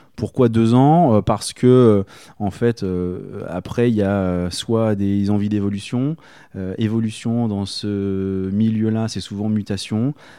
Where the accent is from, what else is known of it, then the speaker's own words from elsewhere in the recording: Rouen, Normandy, France; moved away as an adult; now in Berry, France; je suis originaire de Normandie et euh, j'y ai passé bah, toute, euh, toute ma tendre enfance jusqu'à la fin de mes études, c'est-à-dire jusqu'à 23 ans.